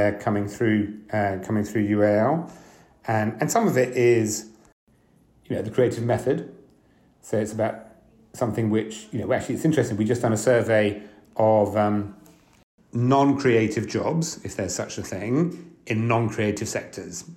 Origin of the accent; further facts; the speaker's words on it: France; now in London, United Kingdom; I was born in London and then grew up for most of my life in France